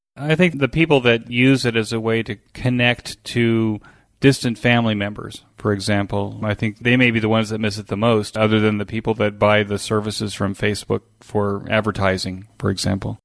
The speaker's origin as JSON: {"language": "English", "country": "United States", "tie": "born or raised there", "said": "we did as kids growing up in America"}